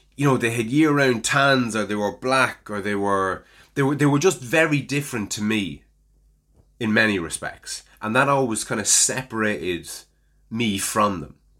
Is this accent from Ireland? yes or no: yes; Ireland; as an Irishman